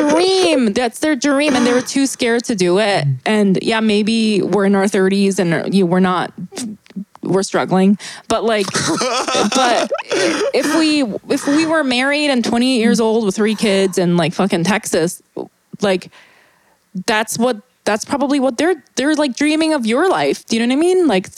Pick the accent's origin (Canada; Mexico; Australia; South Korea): South Korea; growing up in Korea